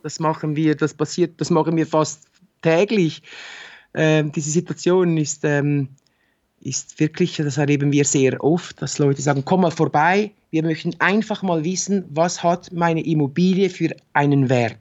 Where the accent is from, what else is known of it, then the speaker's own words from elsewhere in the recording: Switzerland; bei uns in der Schweiz